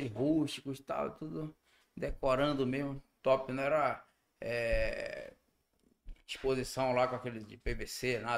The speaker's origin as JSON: {"language": "Portuguese", "town": "Parintins", "region": "Amazonas", "country": "Brazil", "said": "eu sou, sou de lá"}